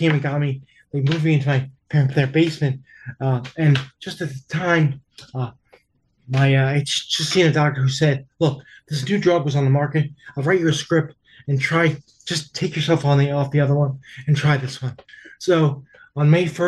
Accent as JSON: {"language": "English", "region": "New York", "country": "United States", "said": "I'm from New York, and so I tend to talk fast"}